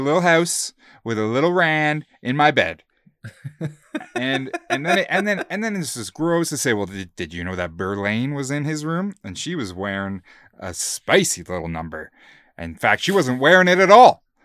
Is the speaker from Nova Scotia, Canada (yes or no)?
no; Calgary, Alberta, Canada; we're from Calgary